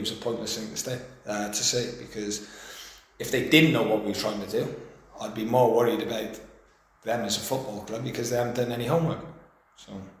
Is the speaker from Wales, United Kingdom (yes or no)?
yes; Newport, Wales, United Kingdom; my hometown club